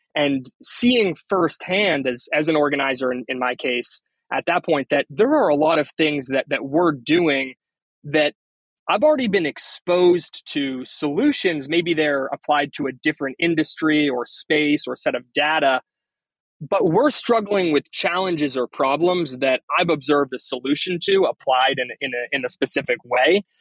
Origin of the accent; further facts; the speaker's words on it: Northeast, United States; also born or lived in Maine / New York City; I'm originally from the Northeast